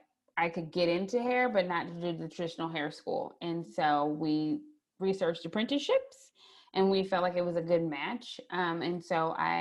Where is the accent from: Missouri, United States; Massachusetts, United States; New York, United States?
Missouri, United States; St. Louis; now in Columbia, United States; I'm originally from St. Louis, Missouri, but I currently live in Columbia, Missouri